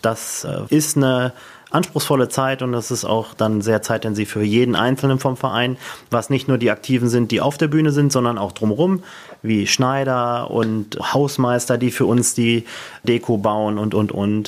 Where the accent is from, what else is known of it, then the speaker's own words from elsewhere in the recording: Barntrup, North Rhine-Westphalia, Germany; hier bei uns in Alverdissen